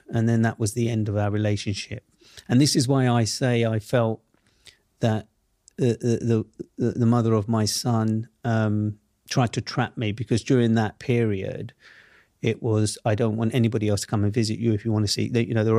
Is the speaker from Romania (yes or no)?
no; London, United Kingdom; he grew up in the same world that I grew up in Southeast London.